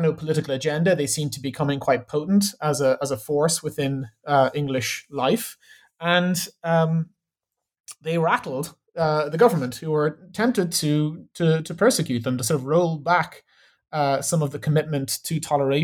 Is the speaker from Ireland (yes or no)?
yes; Ireland; also born or lived in Chicago; now in Exeter, United Kingdom; I'm from Ireland originally